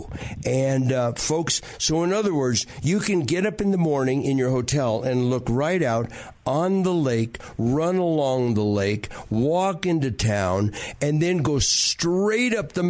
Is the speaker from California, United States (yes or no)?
yes; Southern California, United States; We had them in our house growing up in Southern California in the yard.